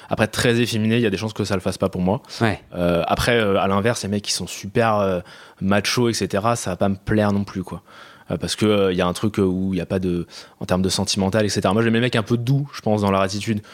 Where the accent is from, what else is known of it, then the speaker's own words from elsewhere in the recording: Paris region, Île-de-France, France; J'ai grandi en région parisienne, banlieue proche